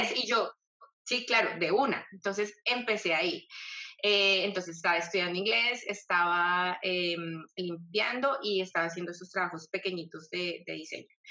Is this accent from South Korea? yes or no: no; Colombia; moved away as an adult; now in Australia; Yo soy una colombiana que emigró a Australia ya hace, va a ser siete años, ocho años, perdón, en febrero